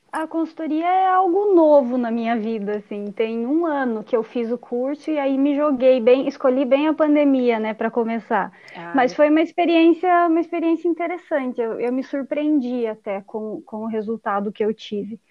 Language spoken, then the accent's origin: Portuguese; Brazil; also born or lived in Cuiabá, Mato Grosso, Brazil; quando eu voltei aqui para minha cidade natal